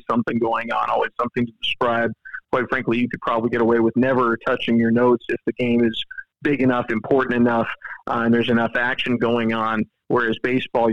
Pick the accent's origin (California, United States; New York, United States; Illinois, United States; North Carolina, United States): California, United States; San Jose; now in Charlotte, United States; I grew up in San Jose, California